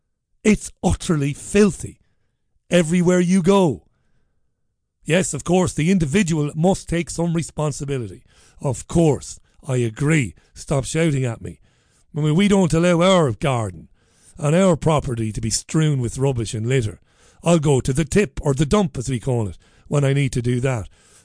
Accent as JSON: {"language": "English", "town": "Ballybeg", "region": "County Waterford", "country": "Ireland", "tie": "born or raised there", "lives_now": "Salford, United Kingdom", "said": "You'd never see that litter on the streets of Ballybeg. I grew up in Priory Lawn. But Salford is disgusting."}